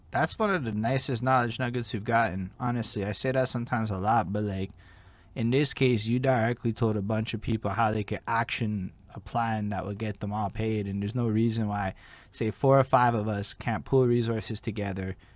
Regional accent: Montreal, Quebec, Canada; I'm from Montreal.

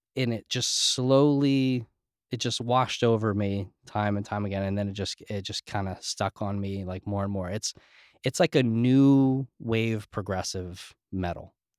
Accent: New Jersey, United States; also born or lived in New York; I grew up in Jersey and in New York and very scene areas

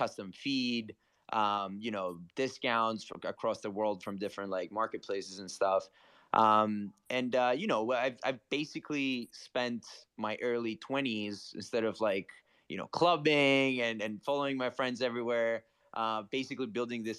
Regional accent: Greece; moved away as an adult; now in New York City, United States; Born and raised in Greece, moved to New York City last year. I've been in and out the US for the past 10 years

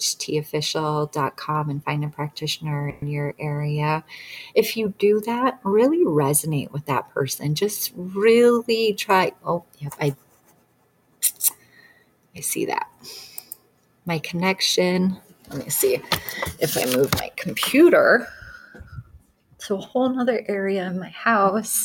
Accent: Detroit, Michigan, United States; now in Montana, United States; I moved away cross country because I'm from Detroit. And so moved all the way here in Montana.

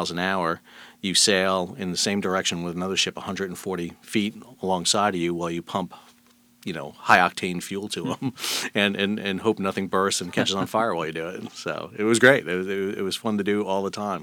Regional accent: South Shore, Long Island, New York, United States; also born or lived in Brooklyn, New York; I grew up in New York, Southern Shore, Long Island, New York, born in Brooklyn, so I was a New York kid.

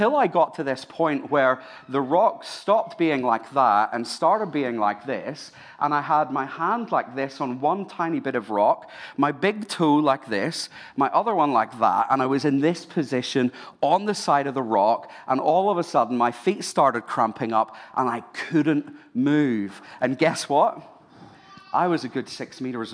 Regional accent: Ireland; now in Sydney, Australia; I'm Irish

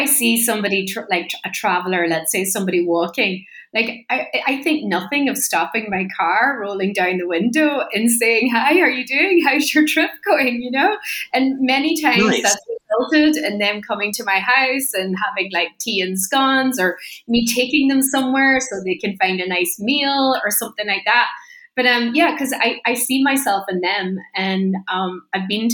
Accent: Donegal, Ulster, Ireland; I'm from Donegal in Ireland

